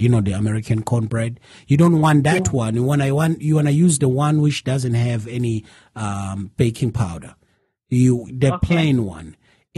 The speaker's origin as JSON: {"language": "English", "town": "Nongoma", "region": "KwaZulu-Natal", "country": "South Africa", "moved": "as an adult", "lives_now": "United States", "said": "I'm from Nongoma, right? South Africa, rural area"}